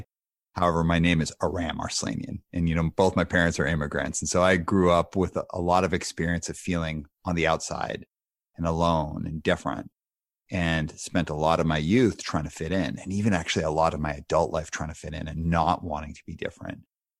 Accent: Calgary, Alberta, Canada; also born or lived in Montreal; I was born in Montreal and I lived there till I was 5. And then when I moved to Calgary

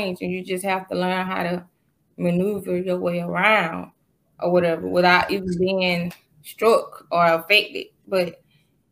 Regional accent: Macon, Georgia, United States; Lily Ave, you know, right dead in the middle

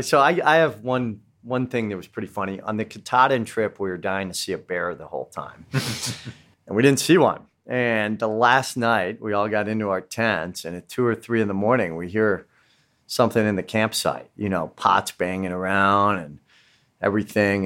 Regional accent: West Coast, United States; I was coming from the West Coast.

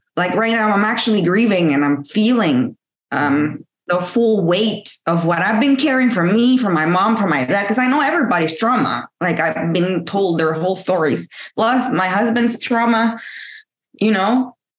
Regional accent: Mexico; moved away; back home in Mexico. You know, I'm from Mexico. I was always the first to have A's and tens because back home is tens

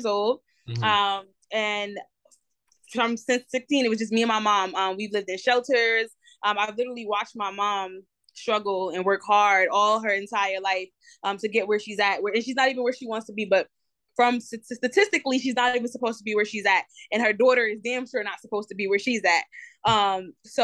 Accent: New Jersey, United States; moved away as an adult; now in Charlotte, United States; I'm from Jersey. I'm from New Jersey.

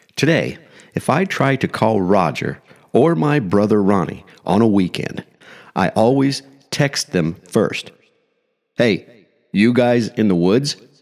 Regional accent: small Midwestern town, United States; moved away; It's been over forty-five years since I left that small Midwestern town

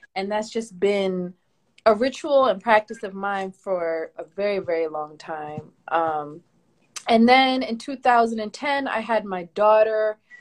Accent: Philadelphia, Pennsylvania, United States; I wasn't born in Philly, but pretty much raised since, since like kindergarten. I've been in Philly

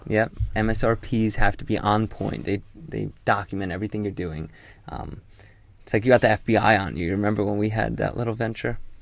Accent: Hull, Yorkshire and the Humber, United Kingdom; moved away; the U K. I was born in Yorkshire. Hull, to be exact

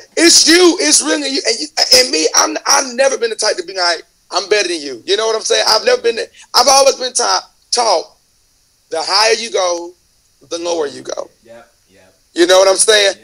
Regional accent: Mobile, Alabama, United States; I'm from the south. I'm from Mobile, so I'm known in Mobile

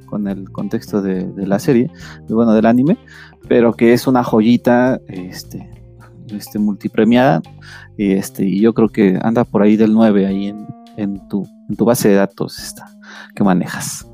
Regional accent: Mexico; nuestra cultura mexicana

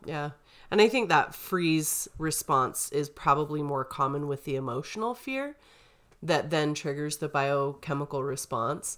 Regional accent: St. George, Utah, United States; growing up in Saint George, we had a lot of grasshoppers

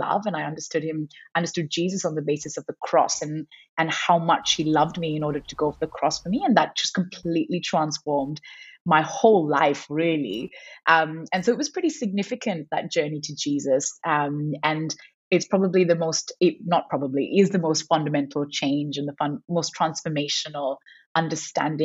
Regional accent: Sri Lanka; moved away as an adult; now in Perth, Australia; growing up in Sri Lanka

